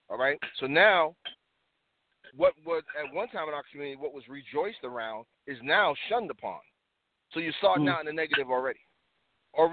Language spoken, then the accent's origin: English; the South, United States; moved away; also born or lived in Harlem, New York / The Bronx, New York; growing up in the South as a young man, like the late 70s